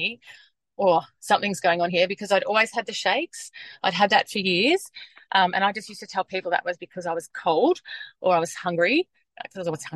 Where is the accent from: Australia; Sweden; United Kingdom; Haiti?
Australia; Western Queensland; moved away as an adult; now in Melbourne, Australia; I grew up in Western Queensland